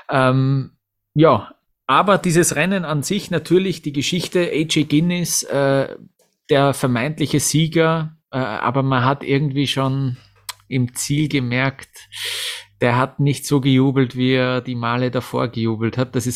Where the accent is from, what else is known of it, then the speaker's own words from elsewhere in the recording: Austria; auch die erste Abfahrt von Kitzbühel bleibt mir natürlich als, äh, als, ja, als Österreicher in Erinnerung